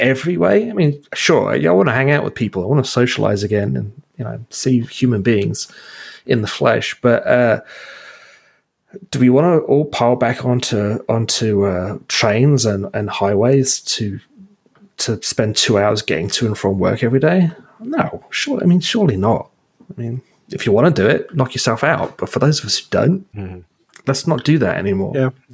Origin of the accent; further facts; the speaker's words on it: Burlington, Ontario, Canada; we're from Burlington